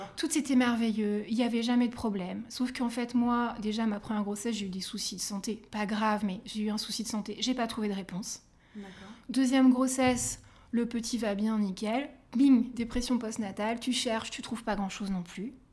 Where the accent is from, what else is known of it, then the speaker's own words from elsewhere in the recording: Île-de-France, France; je suis, francilienne